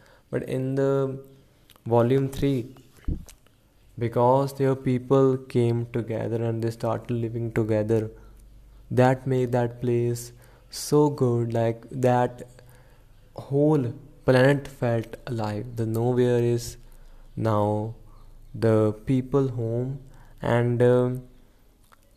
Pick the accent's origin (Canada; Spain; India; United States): India; I'm from India